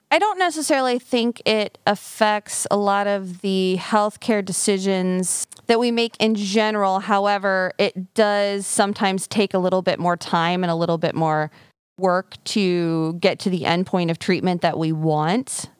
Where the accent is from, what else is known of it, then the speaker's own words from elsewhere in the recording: Fairfield, Iowa, United States; also born or lived in Des Moines, Iowa; now in Mount Pleasant, United States; I am born and raised in Fairfield, but I actually grew up on a farm.